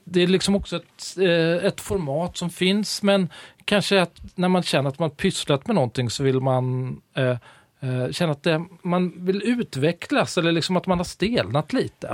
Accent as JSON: {"language": "Swedish", "town": "Stockholm", "region": "Stockholm County", "country": "Sweden", "moved": "as an adult", "lives_now": "Gothenburg, Sweden", "said": "Jag är från Stockholm, mm. men eh, jag tillhör Göteborgs minsta minoritet. Eh, stockholmare som frivilligt bor i Göteborg"}